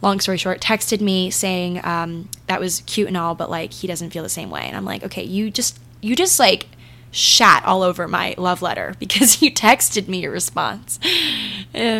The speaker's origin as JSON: {"language": "English", "region": "Maryland", "country": "United States", "said": "I'm from Maryland"}